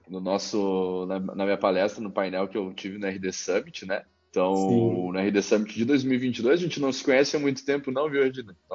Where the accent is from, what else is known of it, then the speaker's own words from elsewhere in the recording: Caxias do Sul, Rio Grande do Sul, Brazil; Uh, eu sou natural de Caxias do Sul.